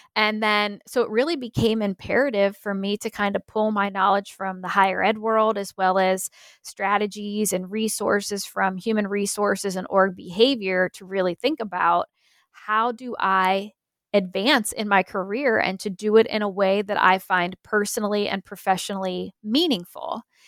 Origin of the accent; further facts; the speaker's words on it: Pennsylvania, United States; moved away; I'm originally from Pennsylvania